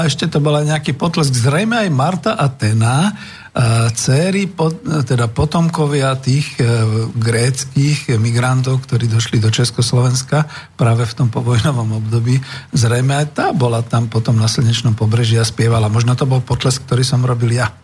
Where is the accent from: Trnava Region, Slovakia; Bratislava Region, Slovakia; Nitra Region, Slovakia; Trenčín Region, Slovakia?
Bratislava Region, Slovakia; Bratislava; my sme z Bratislavy.